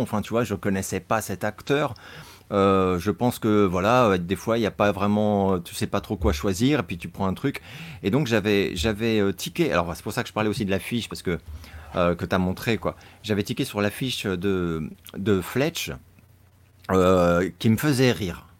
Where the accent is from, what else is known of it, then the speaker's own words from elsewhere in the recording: France; en tant que Français